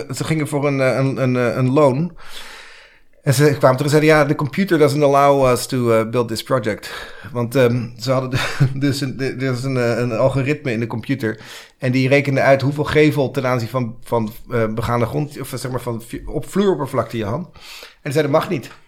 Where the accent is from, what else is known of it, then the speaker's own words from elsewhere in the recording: Kennemerland, North Holland, Netherlands; moved away as an adult; now in New York, United States; ik ben Nederlander, ik, ik kom hier uit het, ken, Kennemerland